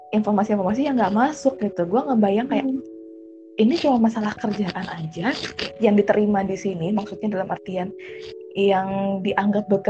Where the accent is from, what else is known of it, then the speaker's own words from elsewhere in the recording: Java, Indonesia; kita ngomongin pulau ya, kita dari Pulau Jawa ke sini gitu loh.